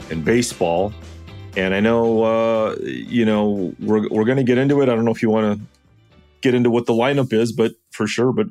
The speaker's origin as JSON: {"language": "English", "town": "Los Angeles", "region": "California", "country": "United States", "moved": "as an adult", "lives_now": "Ann Arbor, United States", "said": "I'm from California, as you know. You refuse to admit that I'm from LA, but I'm from"}